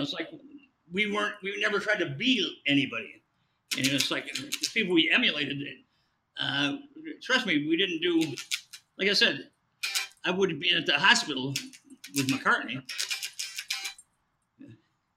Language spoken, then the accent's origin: English; Rockford, Illinois, United States; from Rockford